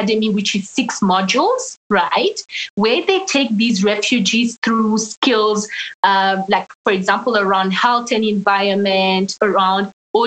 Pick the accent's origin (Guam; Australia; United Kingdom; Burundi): Burundi; moved away; I'm originally from Burundi in East Africa